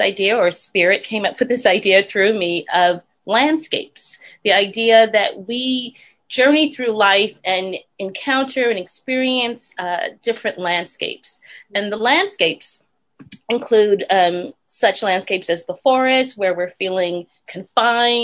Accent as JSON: {"language": "English", "town": "New York City", "region": "New York", "country": "United States", "tie": "born or raised there", "also_born_or_lived": "New Haven, Connecticut", "moved": "as an adult", "lives_now": "Los Angeles, United States", "said": "I grew up in the Bronx, the South Bronx, exactly, attending a Baptist church, a small Baptist church"}